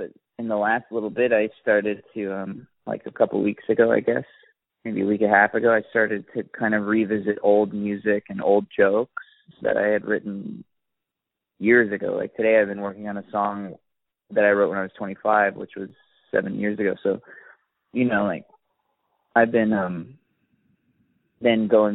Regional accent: Gulf Shores, Alabama, United States; moved away; where I grew up, at least in Gulf Shores

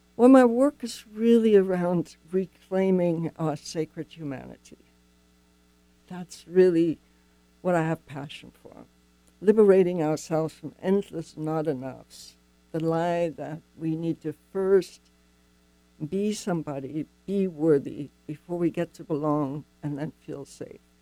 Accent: Germany; moved away; I'm not from here. I grew up in Germany.

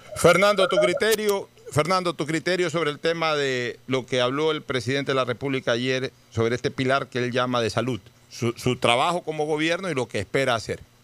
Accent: Guayaquil, Guayas, Ecuador; como guayaquileño

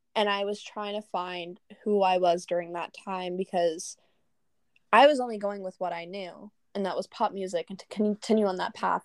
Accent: Norco, California, United States; my hometown of Norco

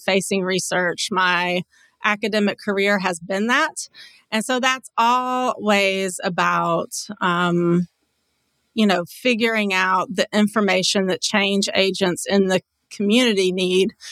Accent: East Tennessee, United States; moved away as an adult; also born or lived in Knoxville, Tennessee / Richmond, Virginia / Louisville, Kentucky; now in Charlotte, United States; East Tennessee is home. And so grew up a little bit in Knoxville, and then in seventh grade, moved to my family farm, my great-grandfather's farm in the mountains.

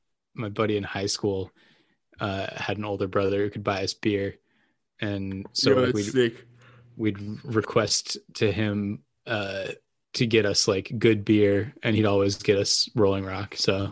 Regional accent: Amherst, United States; born or raised there; moved away as an adult; now in San Diego, United States

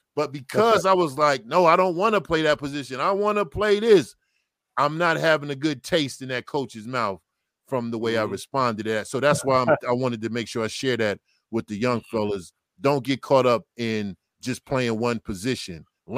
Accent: New Jersey, United States; I was from New Jersey. You know, like I said, my mother and father wasn't there. I was living with an aunt, uncle.

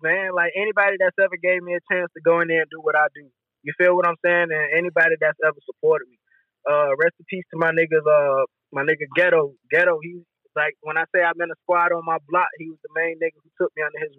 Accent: Norfolk, Virginia, United States; also born or lived in Plainfield, New Jersey; Norfolk raised me.

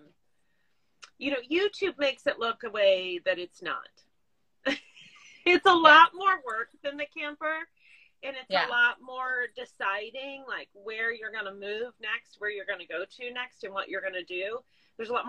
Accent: Ohio, United States; now in Nevada, United States; I grew up in Ohio

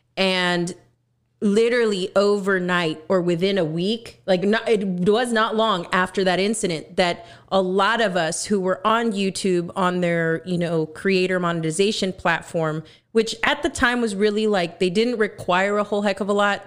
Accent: Texas, United States; I am from Texas

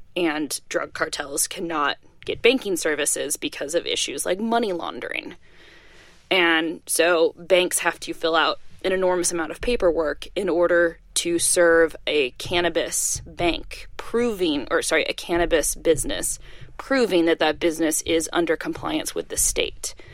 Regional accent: Washington, United States; moved away; someone that I grew up with back in Washington State

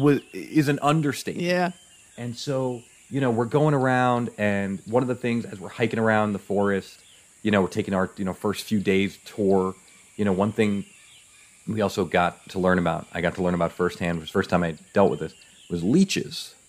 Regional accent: New York City, New York, United States; moved away as an adult; also born or lived in Nebraska; now in New York, United States; I'm originally from New York, but I lived out in Nebraska for 20 years

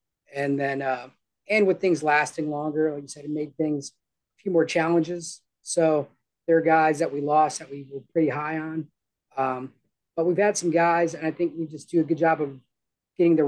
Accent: Chippewa Falls, Wisconsin, United States; moved away as an adult; now in Bakersfield, United States; I'm actually originally from Chippewa Falls, Wisconsin. So it's like Northwest Wisconsin

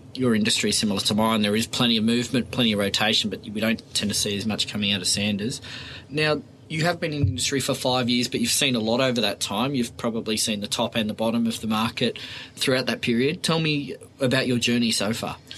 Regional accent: Sydney, New South Wales, Australia; I grew up in Oyster Bay and, and lived there for 18 years.

